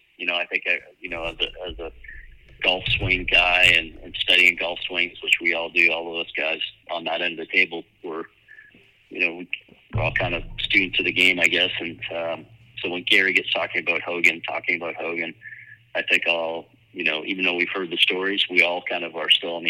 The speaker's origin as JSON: {"language": "English", "town": "Sarnia", "region": "Ontario", "country": "Canada", "tie": "born or raised there", "said": "my hometown in Sarnia"}